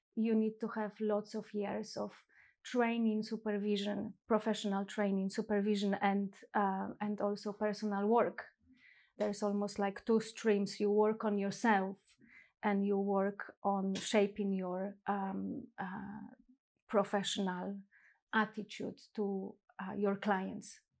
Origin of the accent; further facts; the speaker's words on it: Poland; moved away as an adult; now in London, United Kingdom; I was born and raised in Poland, and I think that also shaped the person that I am today. Um, and twenty years ago, I moved to this country, which is England, London